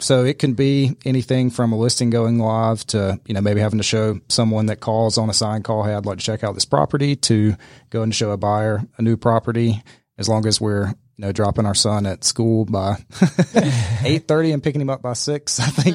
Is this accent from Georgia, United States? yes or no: yes; Middle Georgia, United States; now in Atlanta, United States; my hometown in Middle Georgia